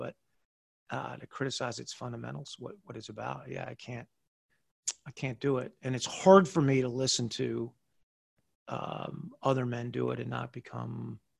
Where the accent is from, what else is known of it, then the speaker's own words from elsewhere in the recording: United States; I used to wake up in the morning and have this moment of feeling that I was so blessed to be an American, to wake up as an American.